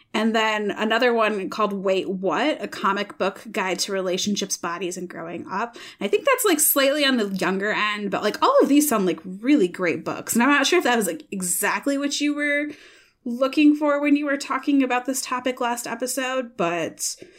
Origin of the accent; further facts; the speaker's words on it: Michigan, United States; now in Iowa, United States; I'm from Michigan